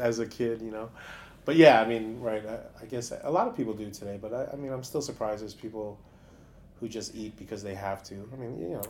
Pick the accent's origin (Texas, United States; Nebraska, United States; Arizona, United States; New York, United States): New York, United States; New York City; I grew up in uh, Stuyvesant